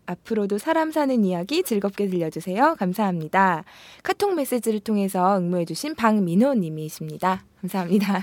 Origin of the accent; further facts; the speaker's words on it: Seoul, South Korea; 저는 운이 좋게도 서울에서 태어나서 서울에 집이 있는데